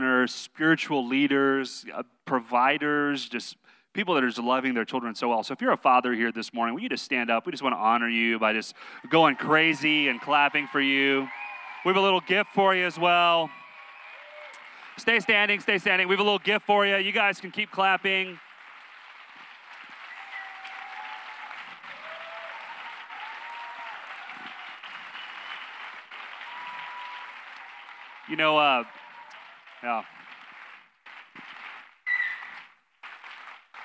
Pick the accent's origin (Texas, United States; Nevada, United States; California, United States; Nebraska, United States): Texas, United States; I'm from Texas